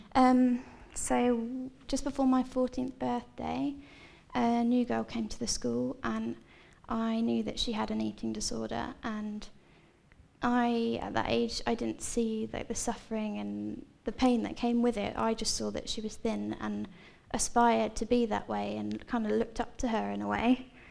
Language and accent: English; Seaford, South East England, United Kingdom; I'm from Seaford, so I've lived here pretty much my whole life